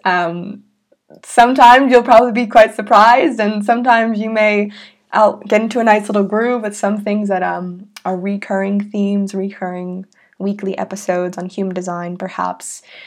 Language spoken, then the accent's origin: English; Salem, Massachusetts, United States; I was born in Salem, Massachusetts, in the United States.